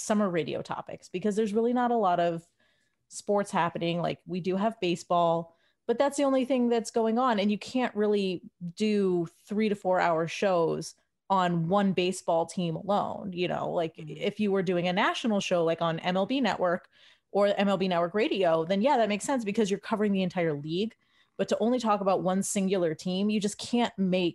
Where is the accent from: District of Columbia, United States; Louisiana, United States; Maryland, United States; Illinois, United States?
District of Columbia, United States; Washington; moved away as an adult; now in Cleveland, United States; I was born and raised in Washington, D.C.